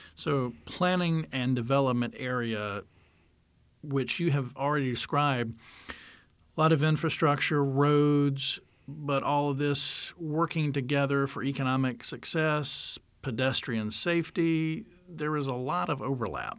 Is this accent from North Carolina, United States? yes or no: yes; North Carolina, United States; I grew up in North Carolina.